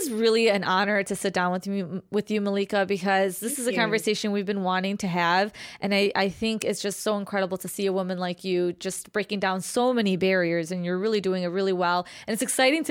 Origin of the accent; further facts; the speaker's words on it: Chicago, Illinois, United States; I'm from Chicago